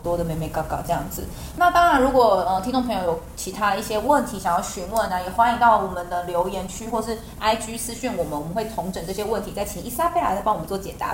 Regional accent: Taiwan; 我在台湾当然已经也有补习过，然后从小也有上那种儿童美语

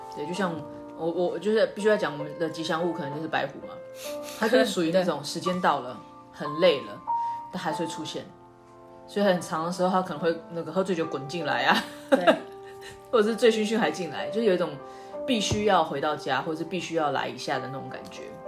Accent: Taiwan; 我是台湾人

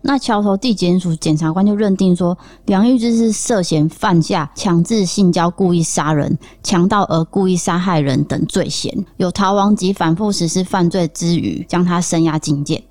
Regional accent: Taiwan; 我也是台湾人

